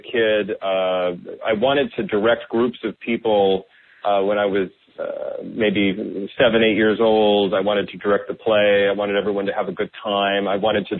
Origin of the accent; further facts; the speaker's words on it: Iowa, United States; also born or lived in Wisconsin; I grew up in the Midwest, born in Wisconsin and mostly raised in Iowa.